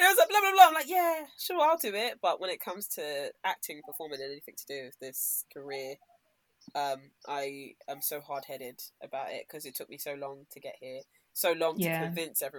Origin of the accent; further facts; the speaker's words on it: London, United Kingdom; also born or lived in Nigeria; when we were growing up in Peckham